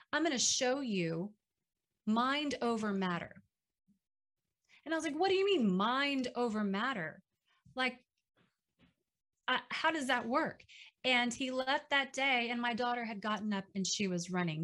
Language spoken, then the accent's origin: English; Dallas, Texas, United States; now in Waco, United States; up in Dallas. Uh, fortunately, that's my hometown, so my family was there